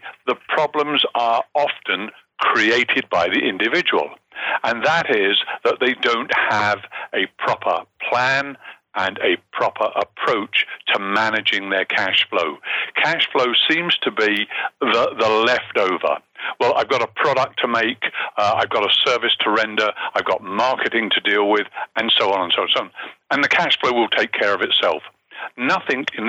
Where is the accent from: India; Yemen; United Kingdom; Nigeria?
United Kingdom; Hertfordshire, East of England; moved away as an adult; also born or lived in Montreal, Canada / Bahamas / Monte Carlo / Guernsey; now in Toronto, Canada; if you go back far enough, you'll find that I actually come from Hertfordshire